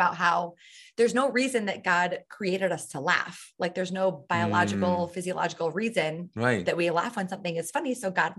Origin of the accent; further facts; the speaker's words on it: Michigan, United States; moved away; No, I grew up in the Midwest, mostly in Michigan.